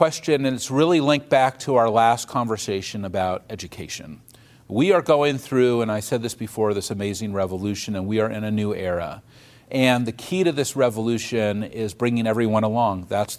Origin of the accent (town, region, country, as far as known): United States